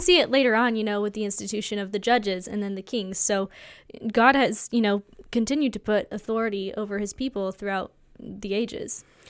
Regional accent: United States; as an American citizen

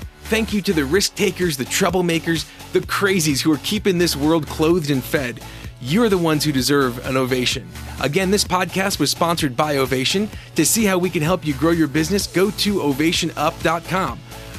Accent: New Jersey, United States; I'm from Jersey

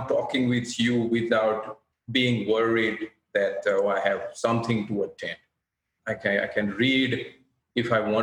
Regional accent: India; moved away as an adult; now in Australia; being an Indian

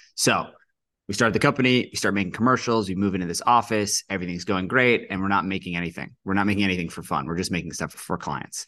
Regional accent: New York City, New York, United States; that's where I grew up, and that's where I spent my whole childhood, sort of around Stuyvesant Town, Gramercy Park, East Village.

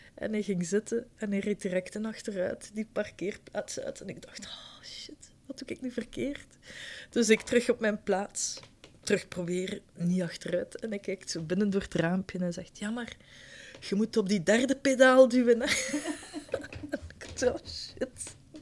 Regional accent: Ghent, Flanders, Belgium; moved away as an adult; also born or lived in Schaerbeek, Brussels; now in Brussels, Belgium; Ik ben oorspronkelijk uit Gent.

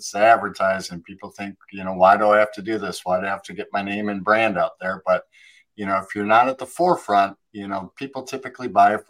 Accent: Wisconsin, United States; moved away; I was born in Wisconsin and got out of there as quickly as I could

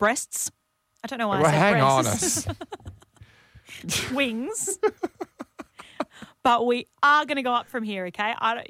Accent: Western Australia, Australia; born or raised there; moved away

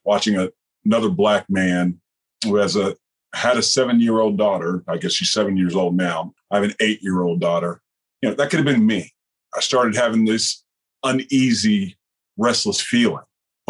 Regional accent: Troy, Alabama, United States; moved away; I was born in Troy, Alabama. So if you're familiar with John Lewis, you've heard of Troy, Alabama before.

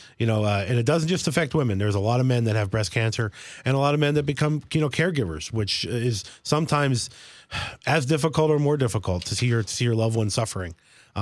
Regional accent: Warrior Run, Pennsylvania, United States; now in East Stroudsburg, United States; I grew up just outside of the Poconos, outside of Wilkes-Barre, Pennsylvania, a little town called Warrior Run

